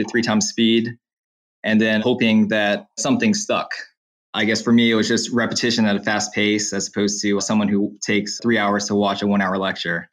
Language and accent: English; Slidell, Louisiana, United States; also born or lived in New Orleans, Louisiana; I'm from Slidell, Louisiana, and I'm currently an L3 medical student at Louisiana State University Health Sciences Center in New Orleans